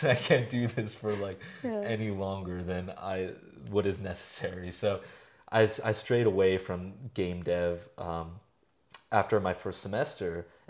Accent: California, United States; now in Albuquerque, United States; and I came from somewhere else. I came from San Francisco Bay Area

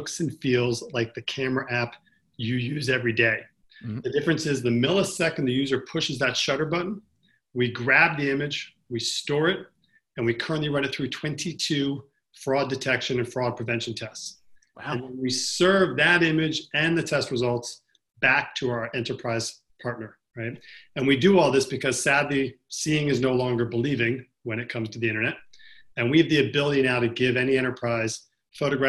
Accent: New York City, New York, United States; I'm from New York City

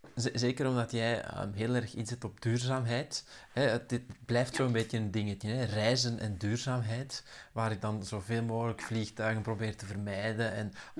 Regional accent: Mechelen, Flanders, Belgium; moved away as an adult; also born or lived in Belgian coast; Eva en ik, wij zijn van Mechelen, waar dat dan toen het centrum van de wereld was

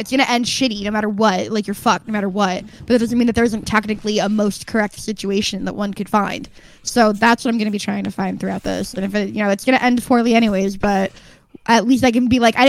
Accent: Midwest, United States; moved away; I was from the Midwest

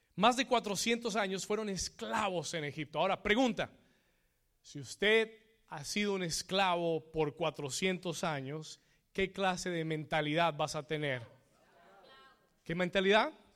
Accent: Colombia; moved away; Yo soy colombiano

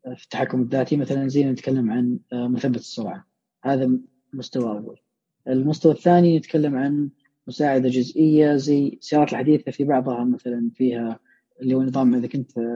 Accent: Saudi Arabia; عندنا في السعوديه

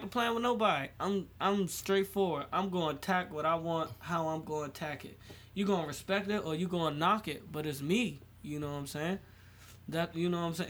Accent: United States; I was fucking born here

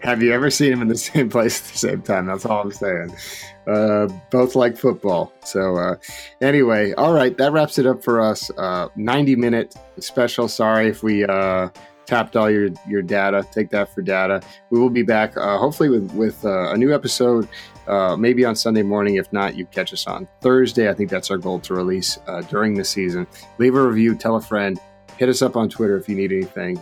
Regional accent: Oregon, United States; I grew up in Oregon

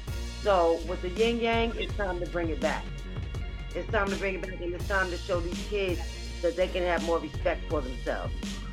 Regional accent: New York City, New York, United States; now in Virginia, United States; growing up in Fort Greene was hard.

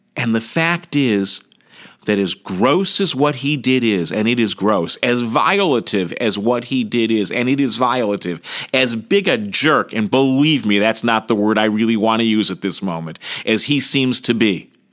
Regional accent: United States; I'm an American

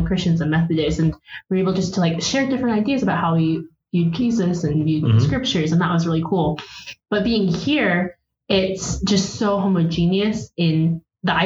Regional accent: Houston, Texas, United States; moved away as an adult; now in Provo, United States; I grew up in Houston, Texas.

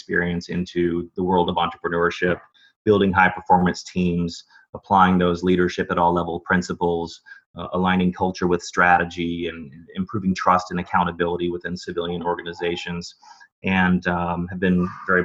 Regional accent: Dallas, Texas, United States; I'm originally from Dallas, Texas

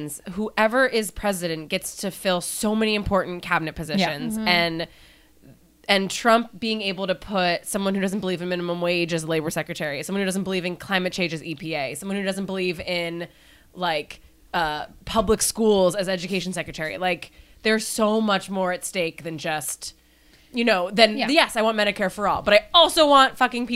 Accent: Seattle, Washington, United States; I'm from Seattle

